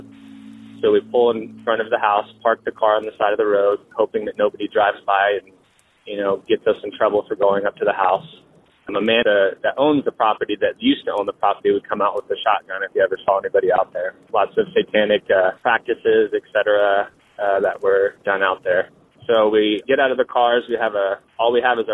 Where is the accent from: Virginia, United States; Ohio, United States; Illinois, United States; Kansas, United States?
Kansas, United States; Salina; I'm from Salina, Kansas.